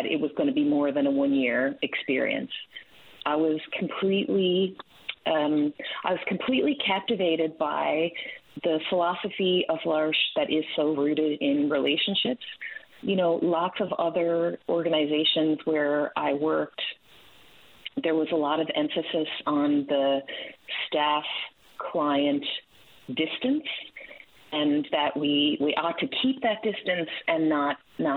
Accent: Calvert, Newfoundland and Labrador, Canada; moved away as an adult; also born or lived in Ferryland, Newfoundland and Labrador / Sackville, New Brunswick; I'm from Calvert, originally on the Southern Shore.

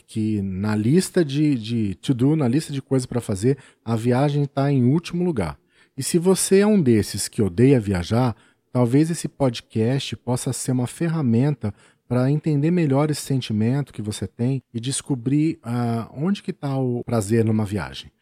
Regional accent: São Paulo, Brazil; also born or lived in Birigui; eu era o menino da capital, o caipira da cidade grande

